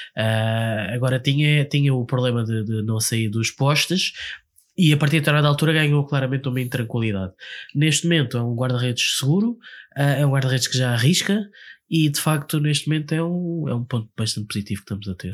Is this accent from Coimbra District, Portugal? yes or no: no; Lisbon, Portugal; nós somos de Lisboa